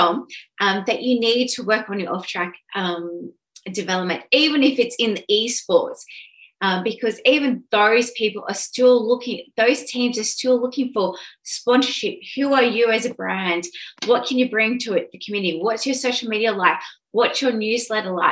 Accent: Sydney, New South Wales, Australia; I'm originally from Sydney. Oran Park was my track. I'm just born and bred

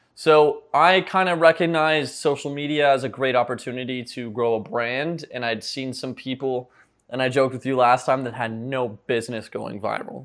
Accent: Ottawa, Ontario, Canada; also born or lived in St. John's, Newfoundland; now in Miami, United States; I'm born in Saint John's, Newfoundland, but grew up in Ottawa, Ontario, so I'm a Canadian boy, but I'm currently living in, uh, Miami, Florida

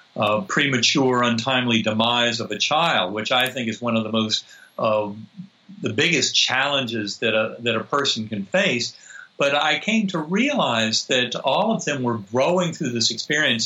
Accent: North Carolina, United States; I grew up in North Carolina

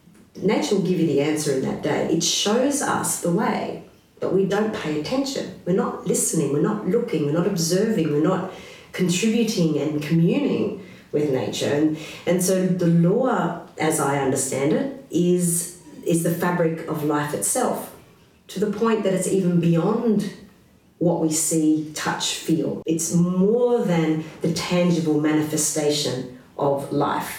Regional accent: Australia; we are an Australian

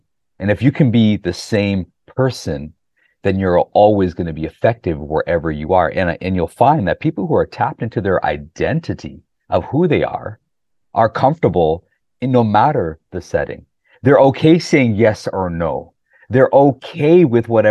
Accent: Canada; also born or lived in Pakistan; growing up in the 80s in Canada

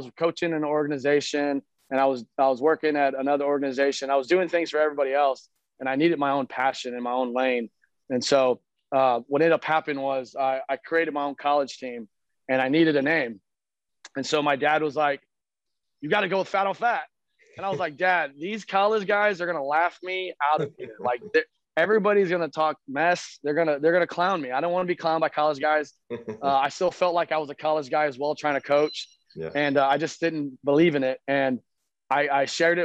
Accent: San Antonio, Texas, United States; I've lived in San Antonio, Texas my whole life

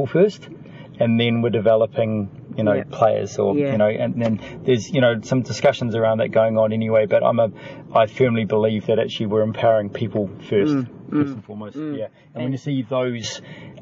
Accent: New Zealand; I was from New Zealand

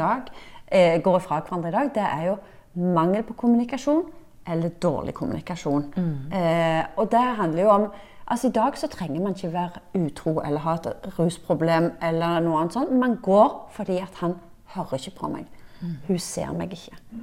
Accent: Norway; vi nordmenn

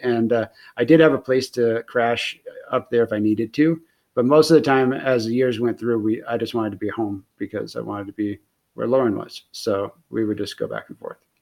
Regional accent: near Bakersfield, California, United States; it is really close to my hometown. It was only like it's like an hour drive away from where I grew up

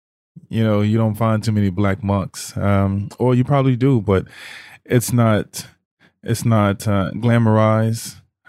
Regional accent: Mississippi, United States; also born or lived in New Orleans, United States / Houston, United States; I grew up a Christian, in a Christian household environment, grew up Baptist. Growing up in Mississippi, growing up in New Orleans, in Houston, Texas, you know, we were always in church.

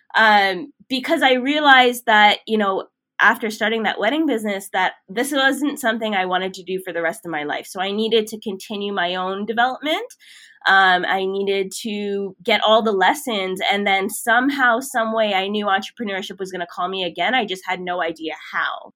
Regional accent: Toronto, Ontario, Canada; moved away as an adult; now in Vancouver, Canada; I am originally from Toronto

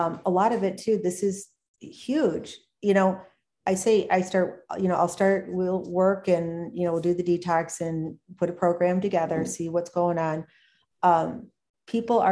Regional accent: Michigan, United States; now in Minnesota, United States; I'm from Michigan originally

